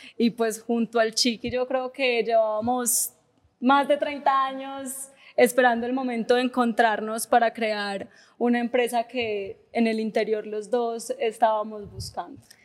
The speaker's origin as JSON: {"language": "Spanish", "area": "Paisa", "region": "Antioquia", "country": "Colombia", "said": "yo soy paisa, pues repaisa"}